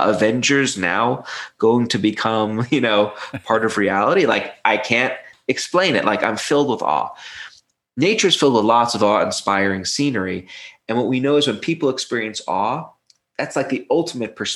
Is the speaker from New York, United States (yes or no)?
yes; New York City, New York, United States; I grew up in Brooklyn